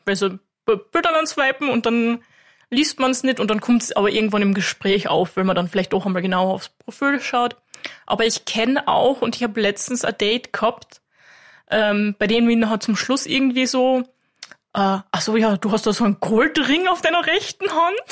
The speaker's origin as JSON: {"language": "German", "town": "Klagenfurt", "region": "Carinthia", "country": "Austria", "said": "Ich bin aus Klagenfurt"}